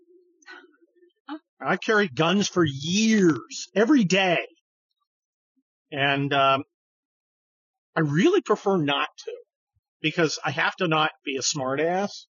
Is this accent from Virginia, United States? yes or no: no; California, United States; I was from California